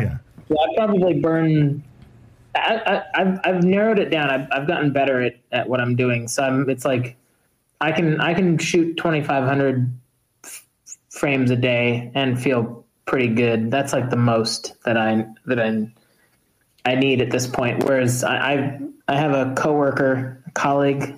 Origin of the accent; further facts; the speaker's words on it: United States; being at Dakar as an American that year, um, being the only Americans there as journalists.